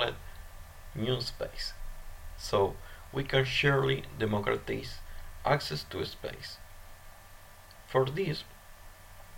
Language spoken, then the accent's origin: English; Argentina; my country, Argentina